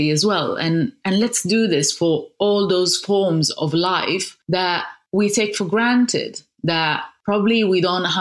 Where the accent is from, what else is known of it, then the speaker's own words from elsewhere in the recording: Sardinia, Italy; also born or lived in Casablanca, Morocco; I grew up in Sardinia, which is a gorgeous island in Italy